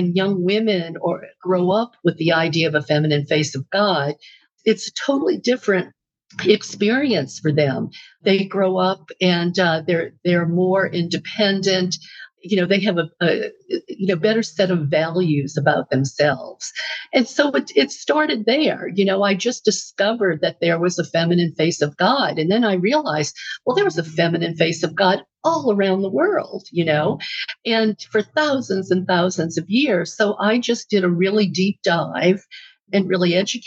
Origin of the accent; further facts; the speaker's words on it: New Orleans, Louisiana, United States; now in California, United States; I was born in New Orleans, which is the Bible Belt